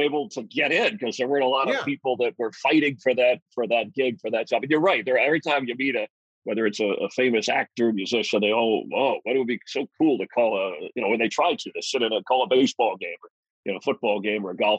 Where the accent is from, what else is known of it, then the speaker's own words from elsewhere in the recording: Miami, Florida, United States; And South Florida and Miami, where I grew up, was such a mixture of people from all over. You know, there were very few Miamians. They were from Ohio or New York or Boston or, you know, even out west. And it was a growing city at the time.